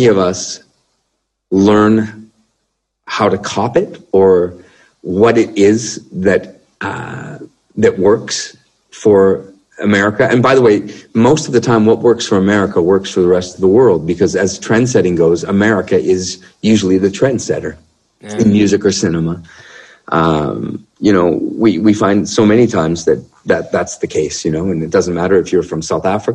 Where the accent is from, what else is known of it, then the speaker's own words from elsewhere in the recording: Canada; as a Canadian musician, entertainer.